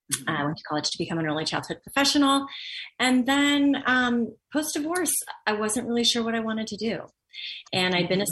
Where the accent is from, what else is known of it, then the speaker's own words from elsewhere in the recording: Los Angeles, California, United States; I grew up in Los Angeles in the industry